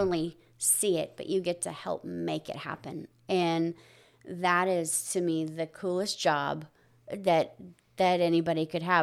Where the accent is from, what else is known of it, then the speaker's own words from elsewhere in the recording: near Riverside, California, United States; now in Tomball, United States; I grew up in a, in a little small community right outside of Riverside